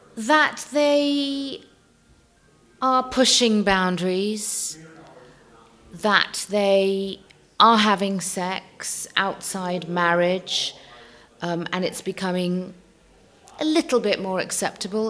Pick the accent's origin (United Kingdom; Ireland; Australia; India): United Kingdom; London; also born or lived in Tehran, Iran; I'm a Londoner at heart. I'm a Londoner through and through.